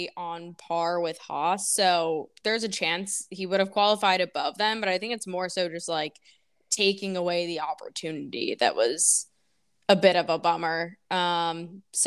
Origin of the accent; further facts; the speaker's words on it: United States; As an American